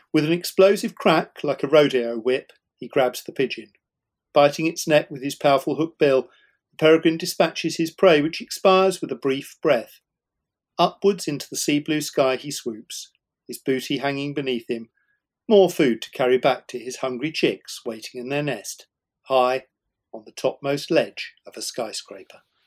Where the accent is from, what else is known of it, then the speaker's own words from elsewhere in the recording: Shepperton, South East England, United Kingdom; growing up in West London in the suburbs um, around Shepperton